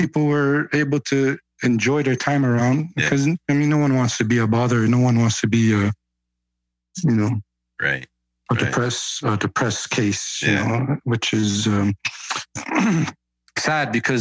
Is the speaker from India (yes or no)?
no; Canada; because I grew up in Canada